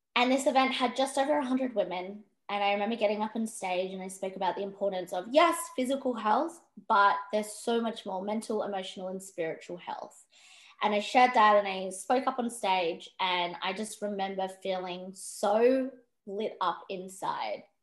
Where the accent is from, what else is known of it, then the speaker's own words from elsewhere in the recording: Perth, Western Australia, Australia; I grew up in Perth. Um, I was living up until I was about nine, 10, I was living up north of Western Australia. Um, and then we moved to Perth, me and my family.